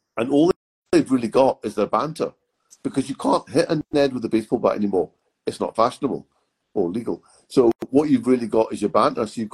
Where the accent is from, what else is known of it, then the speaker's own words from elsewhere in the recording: Glasgow, Scotland, United Kingdom; where I grew up in Glasgow was actually a pretty vanilla neighborhood